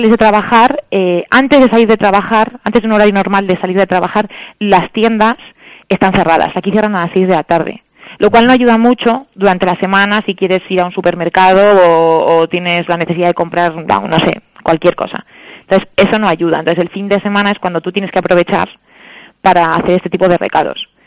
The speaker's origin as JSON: {"language": "Spanish", "country": "Spain", "said": "Entonces, eh, somos muchos españoles trabajando aquí."}